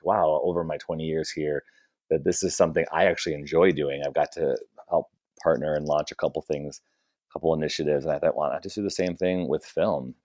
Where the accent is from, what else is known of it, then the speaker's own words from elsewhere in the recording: Chicago, Illinois, United States; moved away as an adult; now in Bay Area, United States; I'm from Chicago originally